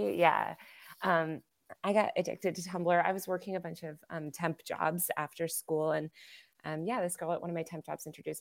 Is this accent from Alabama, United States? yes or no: no; Connecticut, United States; also born or lived in New York City; I was born in New York City and then we moved to Connecticut when I was young.